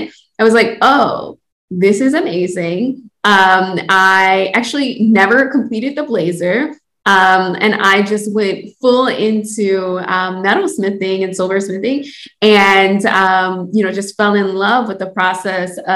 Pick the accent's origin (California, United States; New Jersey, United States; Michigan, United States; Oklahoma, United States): Michigan, United States; Detroit; I am born and raised in Detroit. I'm currently located in Detroit